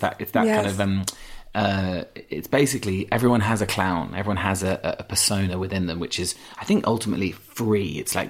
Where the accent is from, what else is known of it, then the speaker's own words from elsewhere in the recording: Yorkshire and the Humber, United Kingdom; accent: Yorkshire; I had an accent. I had a strong Yorkshire accent until I was about 11, 12, yeah.